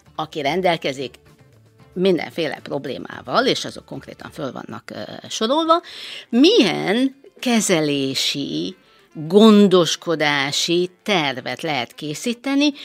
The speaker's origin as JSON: {"language": "Hungarian", "region": "Transylvania", "country": "Romania", "moved": "as an adult", "lives_now": "Hungary", "said": "Erdélyből, Romániából Erdélyből származom, harminchárom éve élek Magyarországon"}